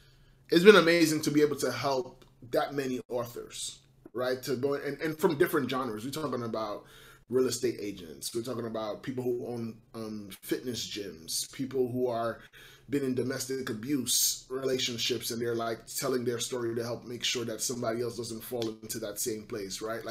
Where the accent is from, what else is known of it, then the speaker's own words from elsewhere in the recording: New York City, New York, United States; I'm born and raised in Brooklyn, New York, born of Haitian parents